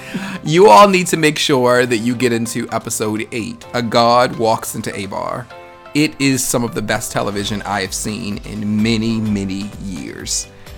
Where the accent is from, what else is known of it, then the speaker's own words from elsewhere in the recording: Baltimore, Maryland, United States; moved away as an adult; also born or lived in Union City, New Jersey; now in Atlanta, United States; that's me leaving Baltimore.